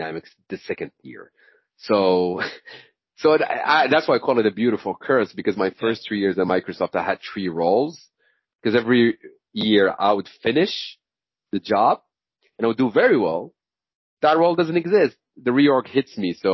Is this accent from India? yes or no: no; Morocco; moved away as an adult; also born or lived in Senegal; I'm originally from Morocco